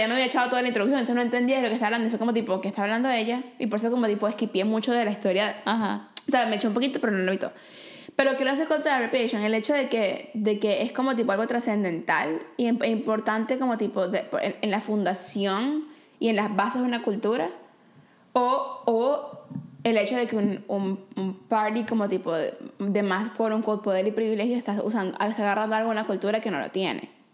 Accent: Venezuela; now in Vancouver, Canada; soy de Venezuela, amo las arepas

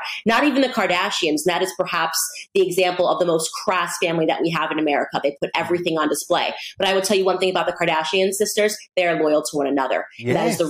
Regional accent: United States; I'm an American girl that came from nothing.

